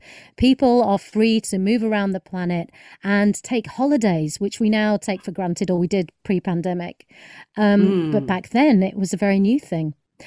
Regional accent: United Kingdom; As a British Indian, like, you know, I mean, I've basically spent my entire life having to break down that system.

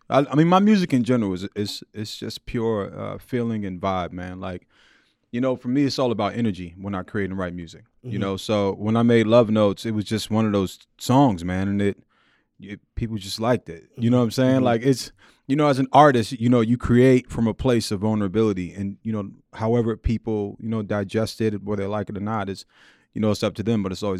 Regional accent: Queens, New York, United States; Born and raised in Queens, in Jamaica, Queens, South Jamaica, Queens. Just like everybody from Queens, I grew up loving

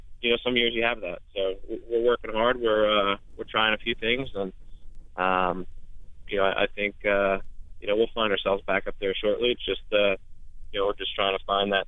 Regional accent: New York, United States; I'm from New York

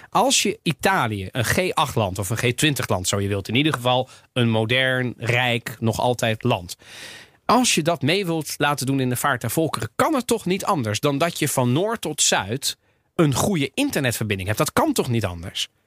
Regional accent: Netherlands; Dus ja, ik bedoel, wij, wij zijn als Nederlanders daarop gaan zitten, die zijn niet gek, toch?

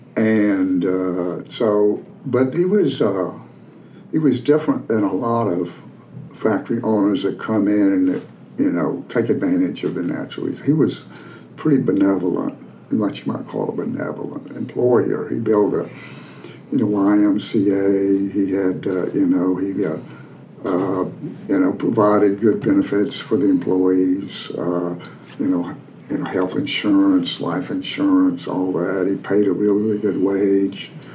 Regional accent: Appalachia, United States; moved away as an adult; I grew up in Appalachia. I grew up on a farm

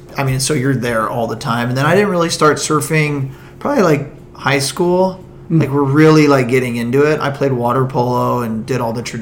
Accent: Pierpont Beach, California, United States; when I was really young, we grew up right in Pierpont Beach.

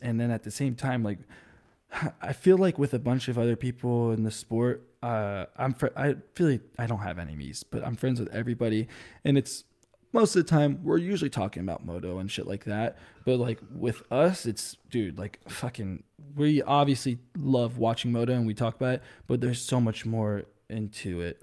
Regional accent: New Jersey, United States; my friends back home growing up in New Jersey. 'Cause I'm an East Coast kid

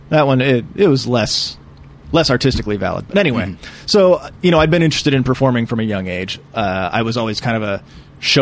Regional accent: Painesville, Ohio, United States; moved away; I'm originally from a town just outside Cleveland, Ohio. Mm-hmm. It's called Painesville.

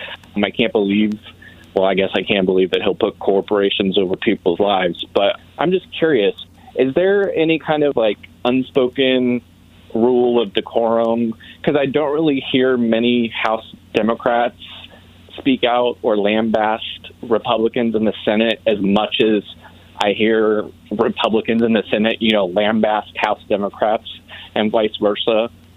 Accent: Kentucky, United States; now in Las Vegas, United States; I'm originally from Kentucky

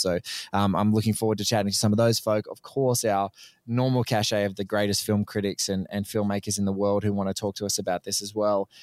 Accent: Australia; an Australian guest

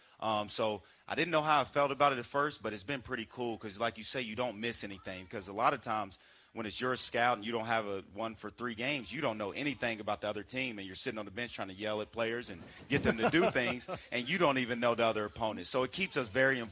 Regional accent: West Virginia, United States; also born or lived in Florida; now in Normal, United States; I'm from West Virginia, so we're used to that white stuff

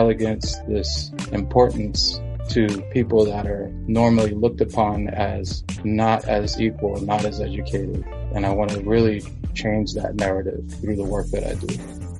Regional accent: Ciudad Juárez, Chihuahua, Mexico; I come from an immigrant family. My family and I, we are from Juarez, Mexico.

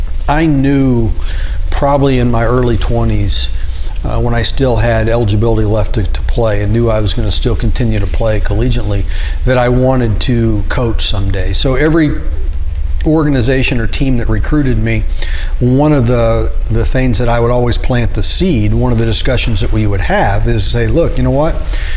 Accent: Wichita, Kansas, United States; born there; I was born in Wichita and moved all over, but my parents were all grew up in western Kansas

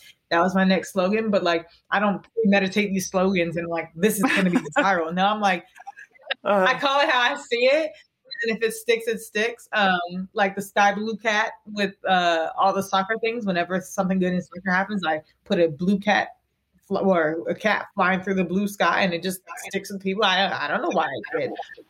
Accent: the South, United States; And I'm from the South, so I can say it.

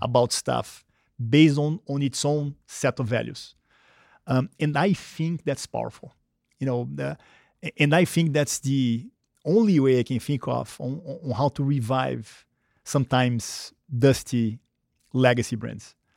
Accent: Rio de Janeiro, Brazil; English is a second language; moved away as an adult; I grew up, um, uh, in Brazil, in Rio, when it was a very different country

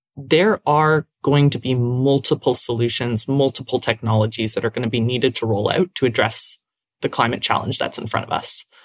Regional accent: Hamilton, Ontario, Canada; I'm from Hamilton in Canada, in Ontario. It's a big steel town

